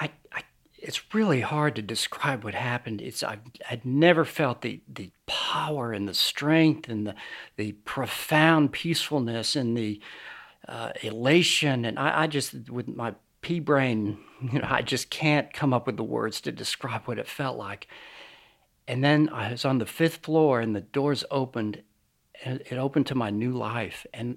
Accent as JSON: {"language": "English", "region": "New York", "country": "United States", "tie": "born or raised there", "also_born_or_lived": "Lynchburg, Virginia", "said": "I was born in Lynchburg, Virginia, but I basically grew up outside of New York City. I've lost my accent, as you can probably tell."}